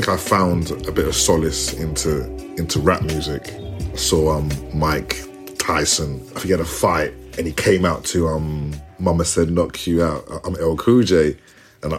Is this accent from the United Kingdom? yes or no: yes; London, United Kingdom; also born or lived in Ghana; I'm born and raised like in Tottenham.